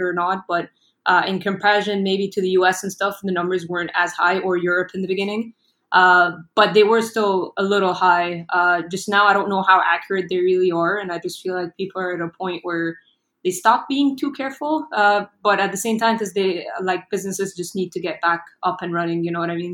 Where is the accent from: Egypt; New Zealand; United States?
Egypt; I'm born and raised in Egypt, so I've been here pretty much my whole life